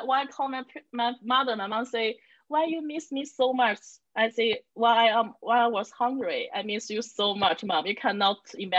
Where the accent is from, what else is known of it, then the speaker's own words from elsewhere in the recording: China; moved away as an adult; now in United States; I'm from China. I grew up in the southern part of China, a city near Shanghai.